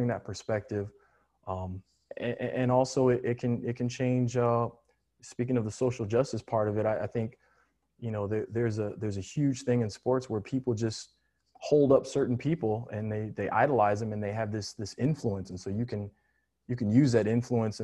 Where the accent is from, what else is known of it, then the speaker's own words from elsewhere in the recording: just outside of Chicago, Illinois, United States; moved away as an adult; also born or lived in Cleveland, United States; now in Orlando, United States; I grew up just outside of Chicago